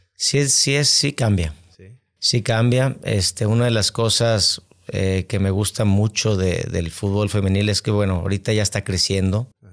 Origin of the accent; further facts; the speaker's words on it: Monterrey, Nuevo León, Mexico; also born or lived in San Luis Potosí / Guadalajara; yo soy originario de aquí de Monterrey, Nuevo León